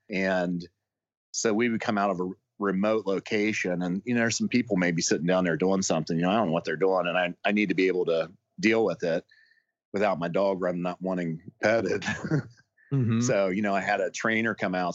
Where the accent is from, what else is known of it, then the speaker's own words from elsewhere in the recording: Ohio, United States; now in West Virginia, United States; I grew up in Ohio and I came to West Virginia